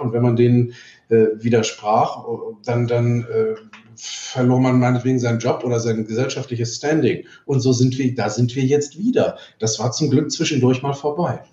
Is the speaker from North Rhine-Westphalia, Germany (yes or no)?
yes; Cologne, North Rhine-Westphalia, Germany; Bei uns in Köln